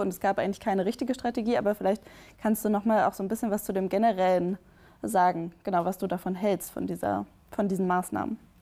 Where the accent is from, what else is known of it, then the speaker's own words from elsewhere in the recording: Bremen, Germany; now in Berlin, Germany; aus Bremen zugeschaltet, aus meiner Heimatstadt